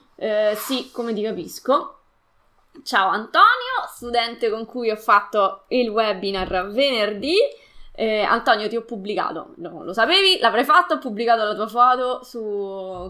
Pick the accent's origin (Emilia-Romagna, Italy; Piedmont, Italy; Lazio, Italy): Lazio, Italy; Latina; Io sono di Latina, al sud di Roma